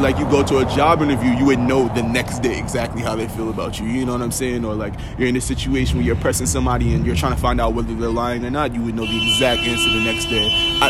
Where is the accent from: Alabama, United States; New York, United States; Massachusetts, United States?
New York, United States; Elmont; also born or lived in Baldwin / Hempstead / Freeport; I'm from Long Island. That's where I spend most of my time. That's where I grew up as a youngin. So I'm repping Long Island. Elmont to be exact, but I bounced around all over. Baldwin, little time in Hempstead, a little time on the edge of Freeport.